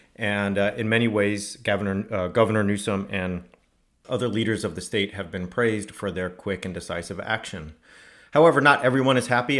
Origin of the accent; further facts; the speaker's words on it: California, United States; moved away; living in my home state of California